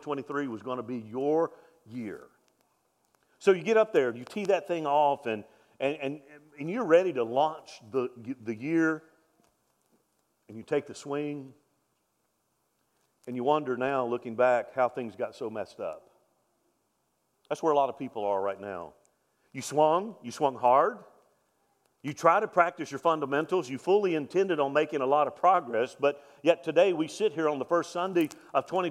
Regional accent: Mobile, Alabama, United States; I'm from Mobile, Alabama

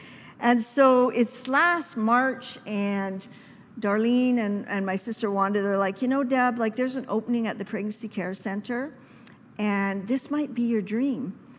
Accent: Saskatchewan, Canada; my family, for the first year, I came to provinces from Saskatchewan.

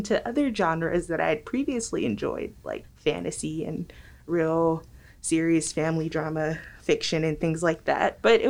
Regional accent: Los Angeles, California, United States; moved away; I am originally from Los Angeles, California.

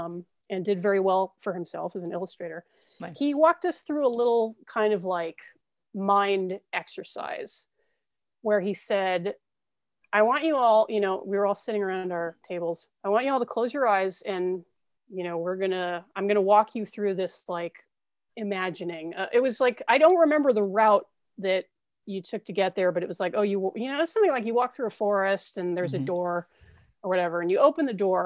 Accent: Ventura County, California, United States; I grew up in Ventura County, California.

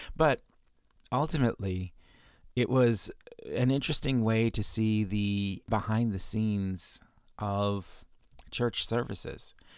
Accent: Chicago, Illinois, United States; I grew up in Chicago

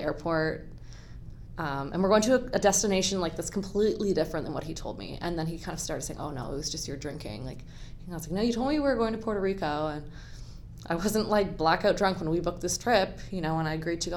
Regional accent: Hamilton, Ontario, Canada; also born or lived in Guelph, Ontario; I grew up in Hamilton, Ontario, and I went to Guelph University. I'm actually living back in Hamilton now

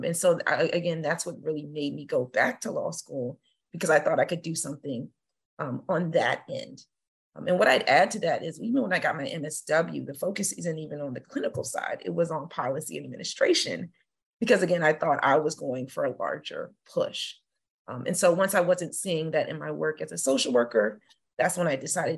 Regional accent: Woodbridge, Virginia, United States; also born or lived in Belgium; So I claim Northern Virginia, Woodbridge, Virginia in particular, as home. but I was born in Belgium and I've moved all over the place. So in terms of where I'm from, I say Virginia, but with that military designation.

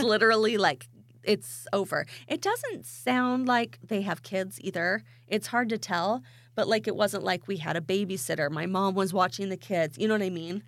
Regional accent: Idaho, United States; I am from Idaho

